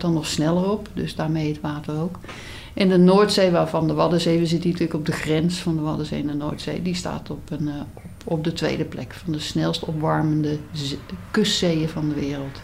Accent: North Brabant, Netherlands; ik ben wel geboren en getogen in Brabant

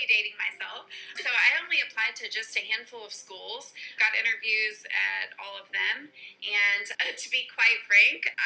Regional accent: Texas, United States; also born or lived in Florida; So, uh, I was raised in Texas, and then my dad owned a business, so we kind of traveled a lot growing up.

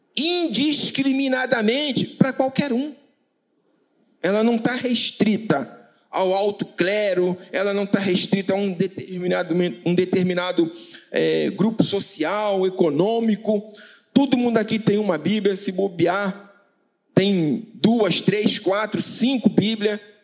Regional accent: Paraíba, Brazil; eu sou paraibano

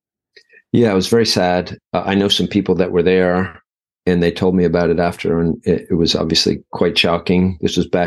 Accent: Sheridan, Wyoming, United States; moved away; also born or lived in Ireland; I was born in Sheridan, Wyoming

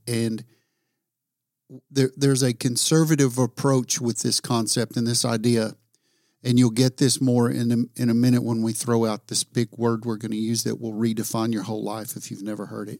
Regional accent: the South, United States; I'm from the South

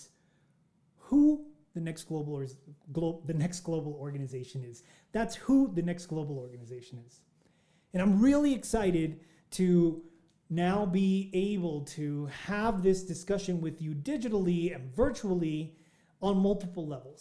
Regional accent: El Paso, Texas, United States; my hometown of El Paso, Texas

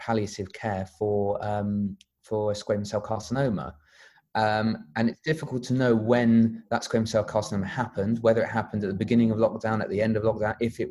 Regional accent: London, United Kingdom; also born or lived in Sheffield; I grew up in North London, close to the FMC office

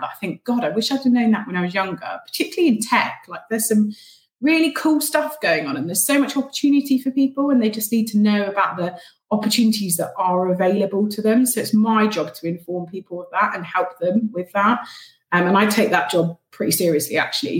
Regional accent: Cornwall, South West England, United Kingdom; moved away; I am originally from Cornwall

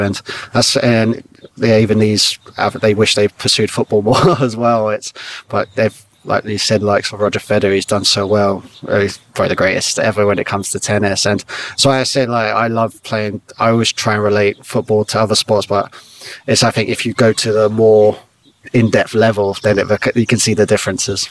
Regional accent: Staines, South East England, United Kingdom; we grew up in Surrey, Middlesex, uh, Surrey and Middlesex on the border in Staines

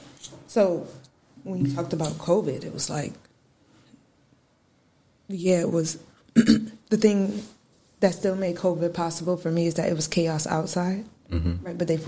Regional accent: Syracuse, New York, United States; I am from Syracuse, New York. My parents were in the military, though, so we moved around a lot. I moved back here. I was born here, right across. Moved when I was three, and then I came back in eighth grade.

